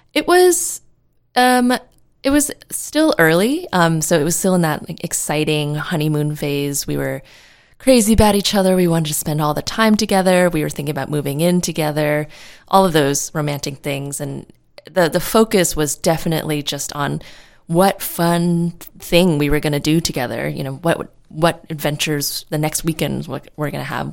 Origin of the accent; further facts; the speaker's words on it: New York City, New York, United States; moved away as an adult; now in California, United States; I'm from New York City, and I moved out to California on my own.